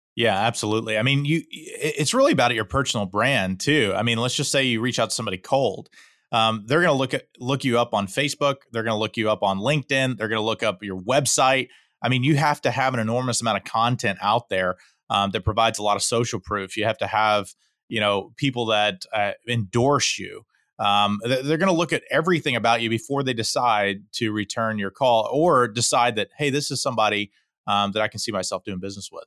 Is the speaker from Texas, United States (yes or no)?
yes; Houston, Texas, United States; I'm born and raised in Houston, Texas, uh, fifth generation Houstonian